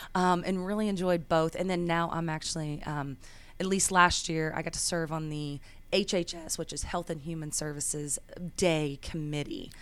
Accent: Bethany, Oklahoma, United States; moved away as an adult; now in Nashville, United States; I was born and raised in Bethany, Oklahoma, just a little small town right outside of Oklahoma City, and made my way to Nashville, Tennessee for college

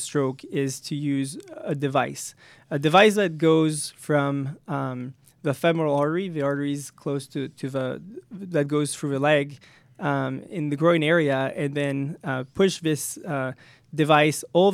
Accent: France; moved away as an adult; also born or lived in Paris, France; now in United States; I came from France

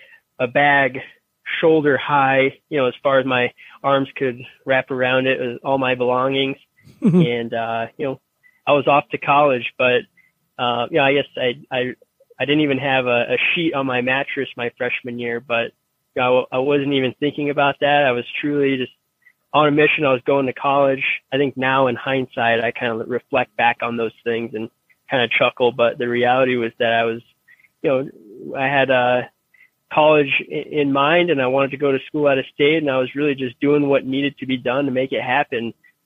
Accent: Denver, Colorado, United States; I'm originally from Denver, Colorado, and I went to school out of state. I went to Michigan State

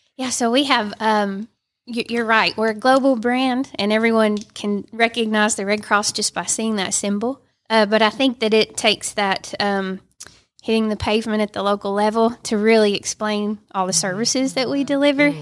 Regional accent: Dalton, Georgia, United States; I live in Dalton, born and raised. I live two miles from where I was born

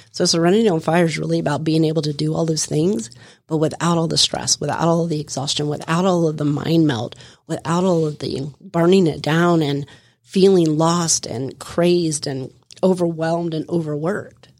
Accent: Florida, United States; I come from Florida. I lived my life outside, running the streets, running around, having a good old time

